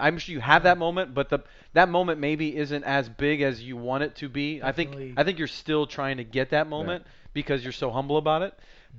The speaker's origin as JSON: {"language": "English", "town": "Montebello", "region": "California", "country": "United States", "said": "I tell people I'm from Montebello"}